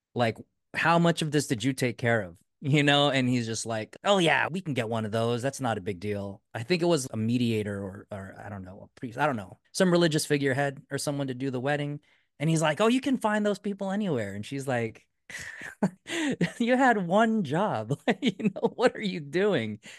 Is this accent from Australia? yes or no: no; United States; we're Americans